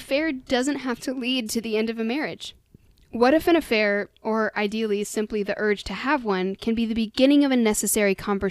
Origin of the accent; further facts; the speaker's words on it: United States; We are American after all.